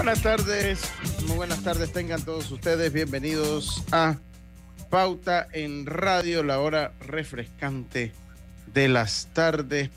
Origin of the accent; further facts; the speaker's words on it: Panama; nosotros como panameños